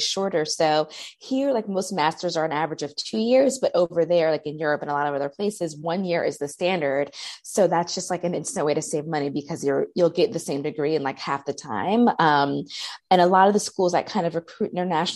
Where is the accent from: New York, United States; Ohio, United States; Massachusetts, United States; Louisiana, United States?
New York, United States; moved away as an adult; also born or lived in Italy; now in Beirut, Lebanon; I was born and raised in New York